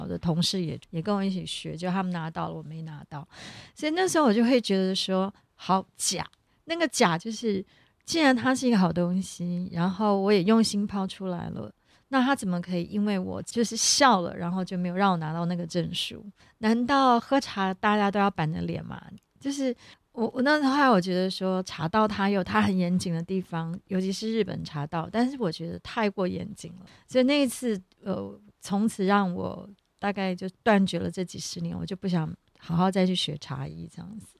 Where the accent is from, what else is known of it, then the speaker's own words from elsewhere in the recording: Taipei, Taiwan; 我小时候是住在，我的娘家在木栅，所以从小就是喝木栅的铁观音，还有温山爆农茶